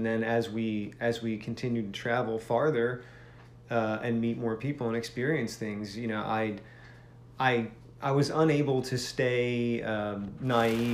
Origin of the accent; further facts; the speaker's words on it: Philadelphia, Pennsylvania, United States; I grew up in and outside of Philadelphia